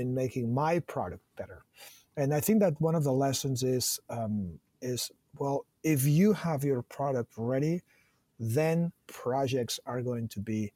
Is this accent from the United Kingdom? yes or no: no; Barcelona, Catalonia, Spain; born and raised in Barcelona